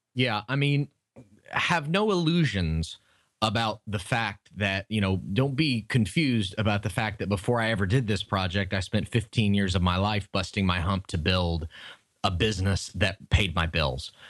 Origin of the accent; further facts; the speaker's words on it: Tampa, Florida, United States; Tampa, Florida, which is my hometown and where I live